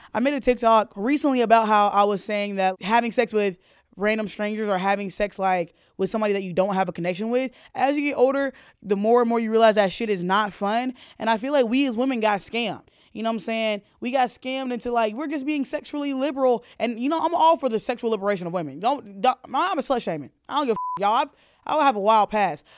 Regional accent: the South, United States; I grew up in the South

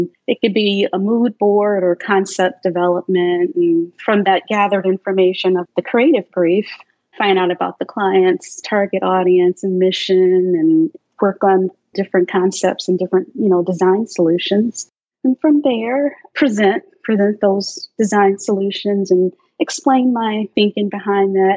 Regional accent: Chicago, Illinois, United States; I'm originally from South Side of Chicago, grew up in the South Side, and then, yeah, moved to the South Suburbs in the mid-70s

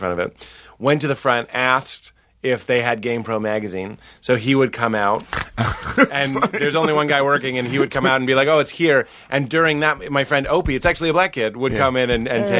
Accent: Cambridge, Massachusetts, United States; I grew up in Cambridge, I went to school in Cambridge

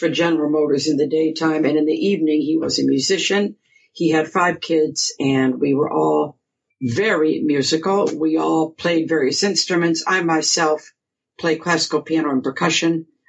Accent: Grosse Pointe Woods, Michigan, United States; I was born and raised in Grosse Pointe Woods, you know, suburb, and then we moved to Grosse Pointe Farms when I was about 14

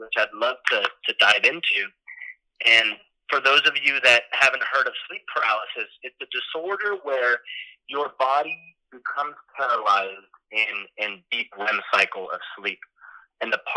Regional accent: Miami, Florida, United States; moved away as an adult; now in Los Angeles, United States; I'm from Miami, Florida. But now I currently live in Los Angeles

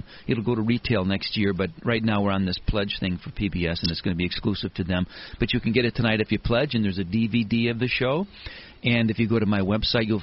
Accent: Chicago, Illinois, United States; I'm from Chicago

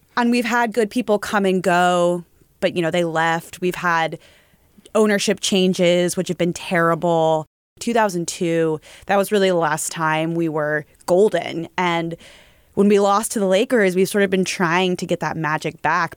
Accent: Sacramento, California, United States; moved away as an adult; also born or lived in San Francisco Bay Area; I grew up in Sacramento, lived there for 17 years before I moved to the Bay for college

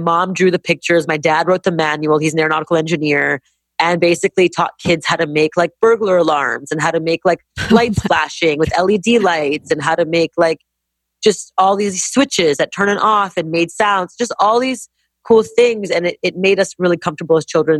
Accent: Montreal, Quebec, Canada; now in United States; growing up in Montreal, Canada

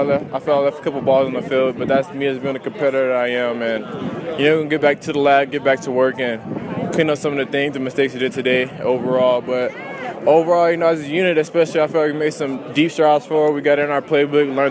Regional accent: Orange County, California, United States; now in Salt Lake City, United States

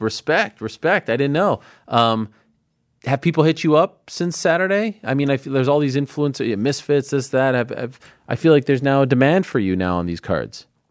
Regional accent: Montreal, Quebec, Canada; I'm from Montreal

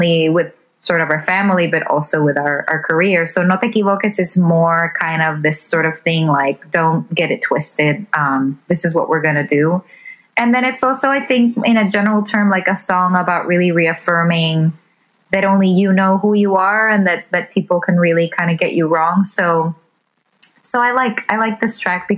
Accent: Puerto Rico; moved away as an adult; also born or lived in New York City, United States; we're from Puerto Rico originally

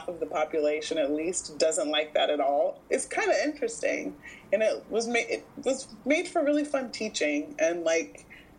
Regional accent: Houston, Texas, United States; now in Los Angeles, United States; I grew up in Houston

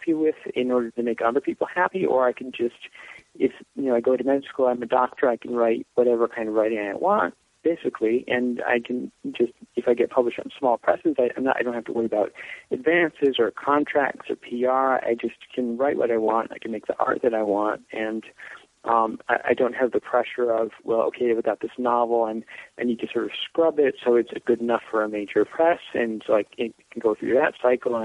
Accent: Brown Deer, Wisconsin, United States; also born or lived in Los Angeles; I've been in Milwaukee in Brown Deer, where I grew up, which is a suburb on the north side of the city.

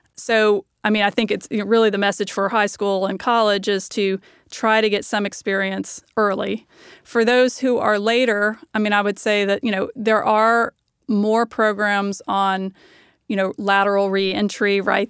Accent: the South, United States; I'm from the South

